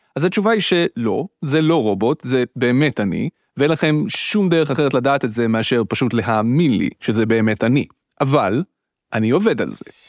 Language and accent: Hebrew; Petah Tikva, Central District, Israel; היינו שני ילדים חנונים מפתח תקווה שמקליטים בשבת בבוקר תוכניות רדיו מומצאות